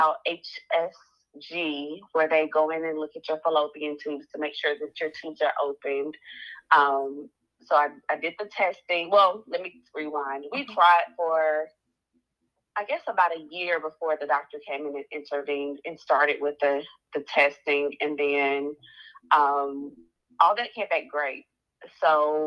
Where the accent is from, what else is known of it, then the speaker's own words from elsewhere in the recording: Nashville, Tennessee, United States; I am from Nashville, and I graduated from Tennessee State in 2009